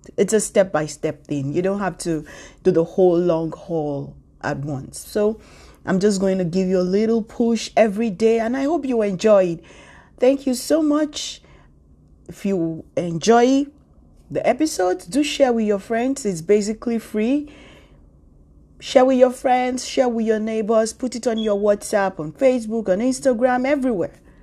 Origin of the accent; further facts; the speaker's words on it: Nigeria; now in New York City, United States; I'm a Nigerian. I live in New York City.